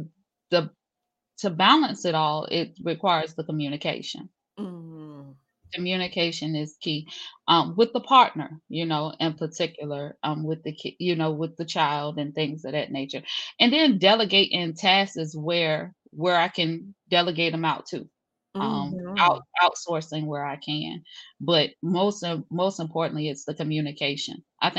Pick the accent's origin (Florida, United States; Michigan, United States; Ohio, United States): Florida, United States; Jacksonville; born there; also born or lived in overseas; I'm from the south, sis. I'm straight from the south. So I'm originally from Jacksonville, Florida, on paper. So my father was in the military, though. So I grew up actually overseas, international, grew up in Dodd schools